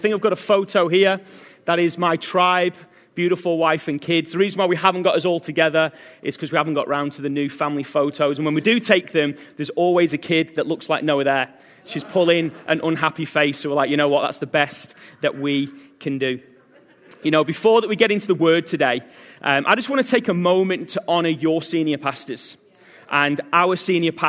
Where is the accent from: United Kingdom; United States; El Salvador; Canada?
United Kingdom; England; now in Australia; I originally from England